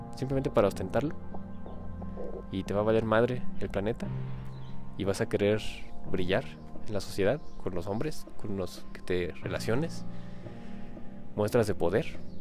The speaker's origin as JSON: {"language": "Spanish", "country": "Mexico", "said": "aquí en mi país, México"}